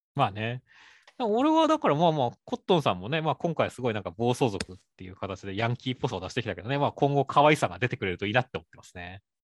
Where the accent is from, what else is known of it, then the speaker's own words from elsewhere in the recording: Shizuoka, Japan; 俺、静 岡出身なんで、静岡県出身なんで